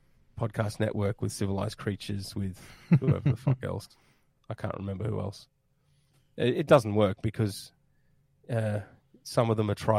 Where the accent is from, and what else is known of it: Australia